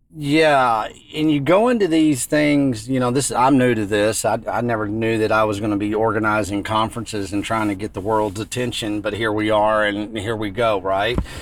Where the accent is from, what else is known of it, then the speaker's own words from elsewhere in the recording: West Texas, United States; growing up in West Texas